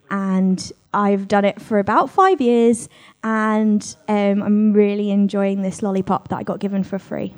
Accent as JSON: {"language": "English", "region": "London", "country": "United Kingdom", "said": "I come from the London."}